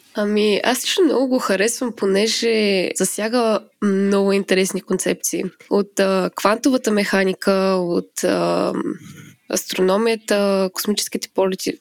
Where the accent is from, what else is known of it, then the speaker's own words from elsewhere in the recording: Smolyan, Smolyan Province, Bulgaria; moved away as an adult; now in Finland; аз съм родена и израснала в Смолан, който е така доста малък град